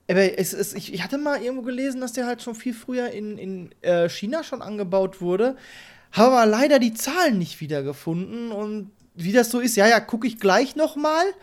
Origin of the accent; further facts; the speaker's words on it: Germany; als Deutscher